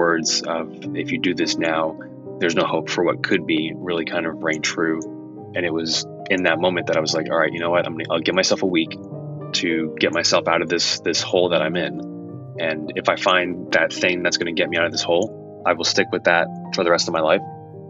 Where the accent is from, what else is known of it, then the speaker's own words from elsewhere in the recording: Raleigh, North Carolina, United States; also born or lived in Massachusetts; I was born in Massachusetts, lived there for a few years, and then my dad's job took us down to North Carolina, to like the Raleigh Apex area.